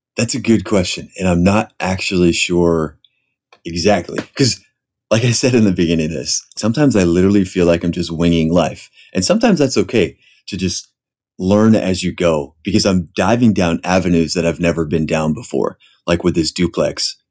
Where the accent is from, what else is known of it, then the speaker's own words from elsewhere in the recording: Pennsylvania, United States; moved away as an adult; now in San Diego, United States; I grew up actually in Pennsylvania